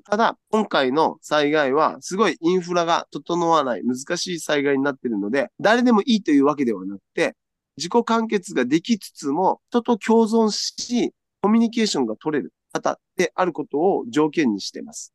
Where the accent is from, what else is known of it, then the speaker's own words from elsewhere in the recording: Okinawa, Japan; 私沖縄の人間なので